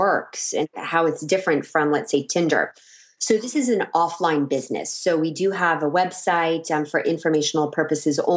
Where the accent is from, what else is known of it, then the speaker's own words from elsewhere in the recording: San Francisco, California, United States; also born or lived in Texas / Los Angeles, California; I'm born and raised in San Francisco, California, and grew up in the Bay Area